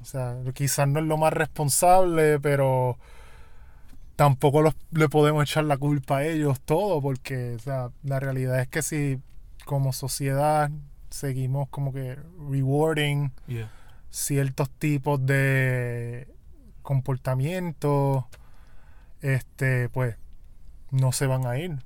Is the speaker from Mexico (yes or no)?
no; Puerto Rico; mi realidad como puertorriqueño